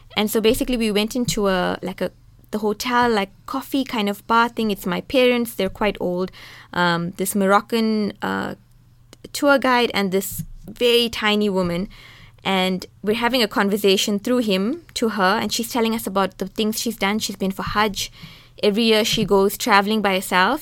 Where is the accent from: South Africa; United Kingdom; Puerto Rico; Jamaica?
South Africa; I'm a South African woman, I'm a Muslim woman, I'm an Indian woman